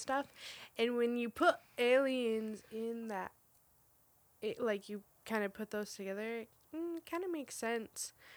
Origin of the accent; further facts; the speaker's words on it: Roswell, New Mexico, United States; I grew up in Roswell, New Mexico, which is, like, the big alien capital of the world